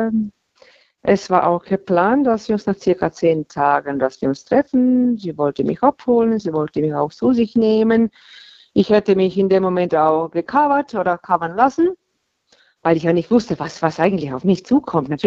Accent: Baden-Württemberg, Germany; Hm, Baden-Württemberg.

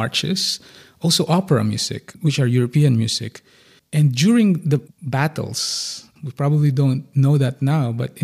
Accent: Philippines; moved away; growing up in the Philippines

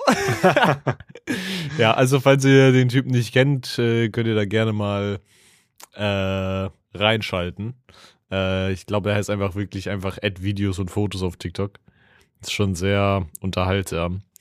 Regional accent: Schonungen, Bavaria, Germany; ich komme aus Schonungen bei Schweinfurt.

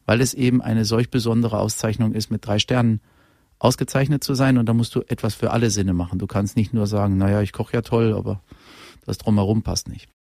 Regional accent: Unna, North Rhine-Westphalia, Germany; moved away; ich komme aus Unna, ich komme aus dem Ruhrgebiet

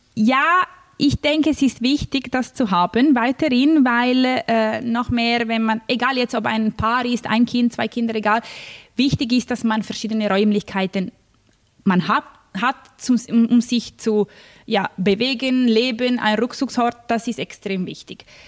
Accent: Milan, Lombardy, Italy; moved away; Ich komme eben aus Mailand

